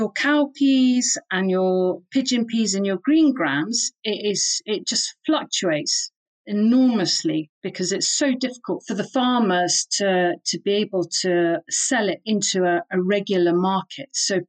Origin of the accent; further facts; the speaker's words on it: Tanzania; also born or lived in Kenya / United Kingdom; So I grew up in Tanzania, Kenya, and also in the UK.